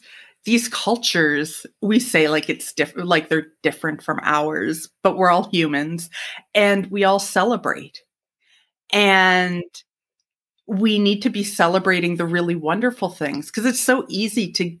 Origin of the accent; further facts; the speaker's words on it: Halifax, Nova Scotia, Canada; growing up in Halifax